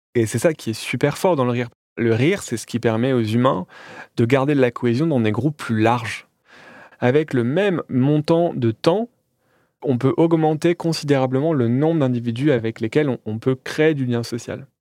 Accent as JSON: {"language": "French", "town": "Calais", "region": "Hauts-de-France", "country": "France", "tie": "born or raised there", "said": "à Calais, là où je suis né"}